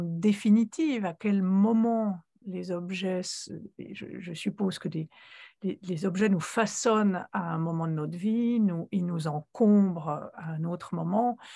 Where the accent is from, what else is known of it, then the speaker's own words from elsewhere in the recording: Switzerland; moved away as an adult; j'ai quitté la Suisse à l'âge de 26 ans